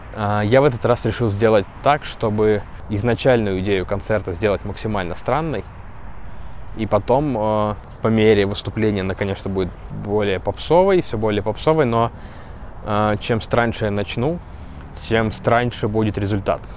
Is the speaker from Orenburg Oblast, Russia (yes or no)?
no; Kursk Oblast, Russia; я из Курской.